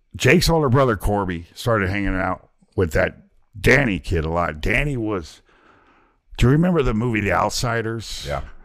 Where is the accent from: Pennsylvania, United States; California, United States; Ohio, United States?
Ohio, United States; moved away; also born or lived in Zanesville, Ohio / Oklahoma City, Oklahoma / Dallas, Texas; being from Ohio